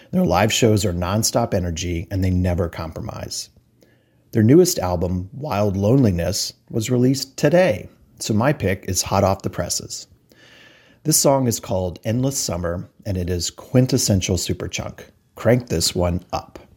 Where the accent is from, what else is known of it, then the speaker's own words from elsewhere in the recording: North Carolina, United States; moved away as an adult; also born or lived in Chicagoland; now in Chicago, United States; Although I haven't lived there for over 24 years, I still say I'm from North Carolina.